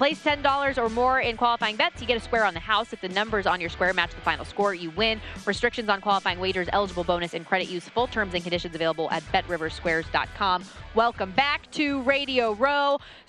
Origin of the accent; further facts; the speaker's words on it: Las Vegas, Nevada, United States; I'm somebody who grew up, born and raised in the city of Las Vegas, so it was never weird to me until I went other places.